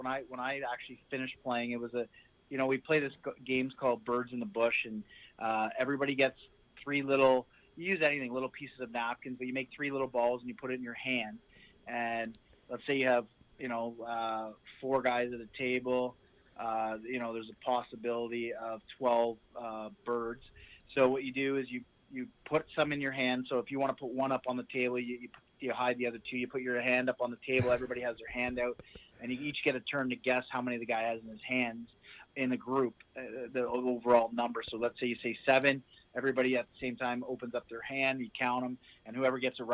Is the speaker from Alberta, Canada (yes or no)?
no; Ottawa, Ontario, Canada; we were back in my hometown